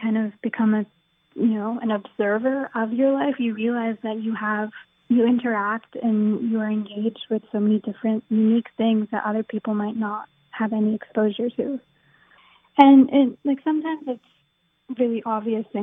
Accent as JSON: {"language": "English", "country": "United States", "tie": "born or raised there", "lives_now": "New York City, United States", "said": "growing up in America"}